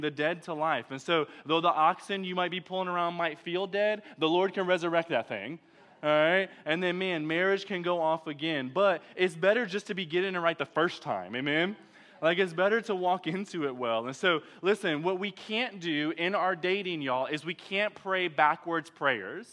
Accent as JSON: {"language": "English", "town": "Detroit", "region": "Michigan", "country": "United States", "moved": "yes", "lives_now": "Texas, United States", "said": "I'm from Detroit."}